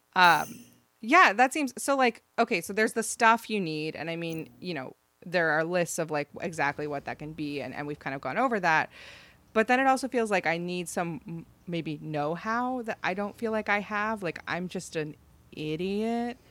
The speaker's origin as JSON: {"language": "English", "region": "Ohio", "country": "United States", "tie": "born or raised there", "said": "I grew up in Ohio"}